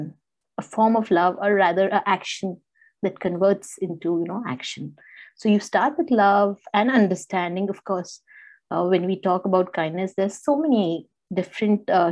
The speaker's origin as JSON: {"language": "English", "country": "India", "moved": "yes", "said": "I am basically from India and my parents are kind of there"}